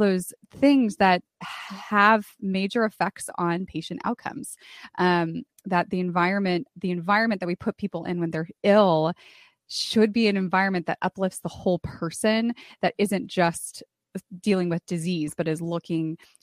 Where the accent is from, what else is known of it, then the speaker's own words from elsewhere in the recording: California, United States; moved away; also born or lived in San Antonio, Texas; I moved from California, where I grew up, to San Antonio, Texas